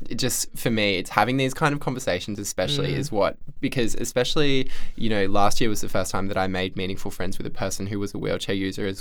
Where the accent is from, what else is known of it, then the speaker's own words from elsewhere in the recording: Central Coast, New South Wales, Australia; moved away; also born or lived in Canberra / Melbourne; I'm from the Central Coast